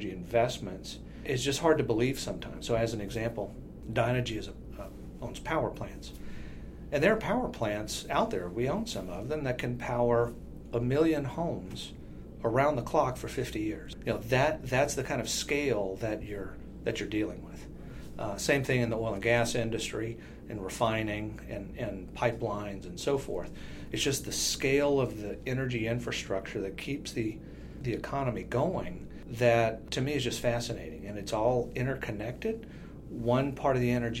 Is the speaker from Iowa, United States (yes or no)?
no; South Louisiana, United States; moved away; I'm originally from South Louisiana, so I had been around energy for a long time.